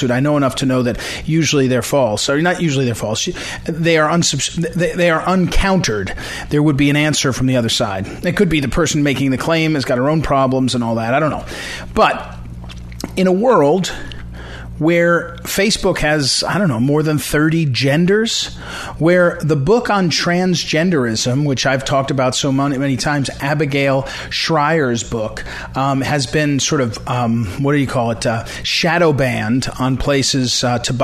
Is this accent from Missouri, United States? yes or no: yes; St. Louis, Missouri, United States; moved away; my hometown in St. Louis